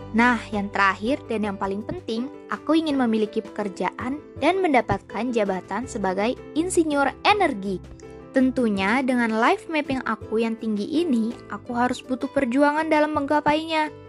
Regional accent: Bekasi, West Java, Indonesia; Aku berasal dari Bekasi loh.

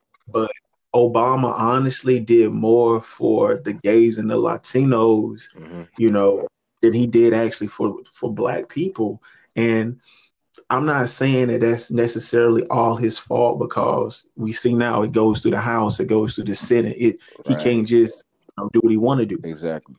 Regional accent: Chesterfield, Virginia, United States; It dominantly white school, definitely growing up in Chesterfield.

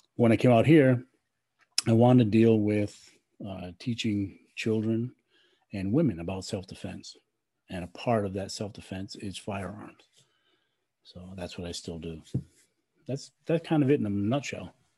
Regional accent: Rhode Island, United States; moved away as an adult; I'm from Rhode Island and uh, I was born and raised there.

